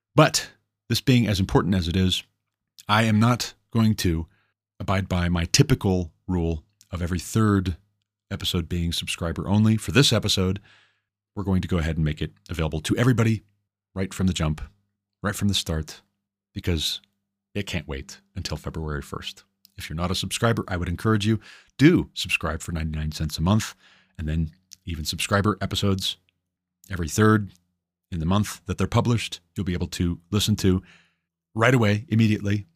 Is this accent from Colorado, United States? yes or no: no; Montana, United States; Greg Gianforte, governor of my home state, Montana